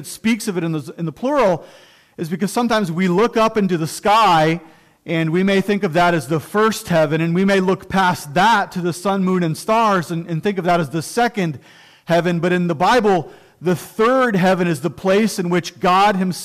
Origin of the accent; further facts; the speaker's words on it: Cuyahoga Falls, Ohio, United States; I love Cuyahoga Falls, Ohio. That's where I was born and raised, and I love it